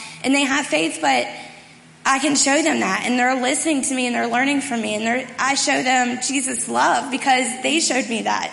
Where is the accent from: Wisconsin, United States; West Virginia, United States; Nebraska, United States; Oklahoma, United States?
West Virginia, United States; Martinsburg; I'm from Martinsburg, so last October I returned home.